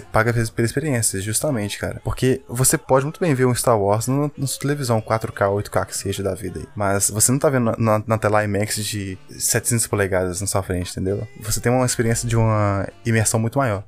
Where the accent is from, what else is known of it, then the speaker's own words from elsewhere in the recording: Belo Horizonte, Minas Gerais, Brazil; a gente é de BH e aqui tem um único shopping